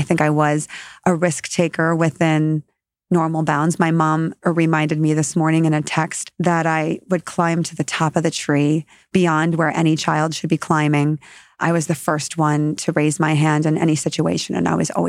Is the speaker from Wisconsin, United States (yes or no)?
yes; Wisconsin, United States; moved away as an adult; also born or lived in Middle East / Asia / Africa / Chicago area; now in Chicago, United States; I grew up in a small town in Wisconsin. It's about 30,000 people. I went to a small Catholic school growing up.